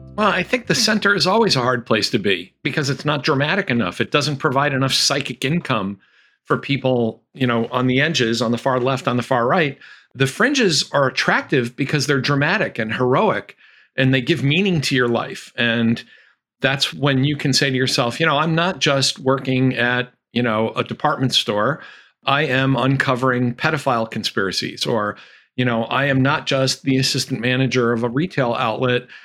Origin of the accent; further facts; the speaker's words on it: Bucks County, Pennsylvania, United States; the county in which I was born and raised lost more on September eleven than any other Pennsylvania county, because that county, Bucks County